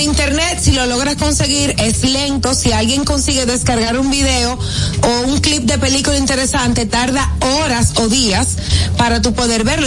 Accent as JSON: {"language": "Spanish", "town": "Santo Domingo", "region": "Distrito Nacional", "country": "Dominican Republic", "tie": "born or raised there", "also_born_or_lived": "Baní", "said": "Santo Domingo, nacida y criada en Santo Domingo"}